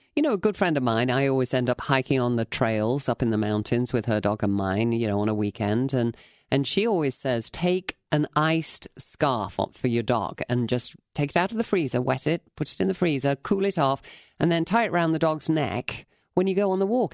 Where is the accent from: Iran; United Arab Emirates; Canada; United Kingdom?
United Kingdom; England; now in United States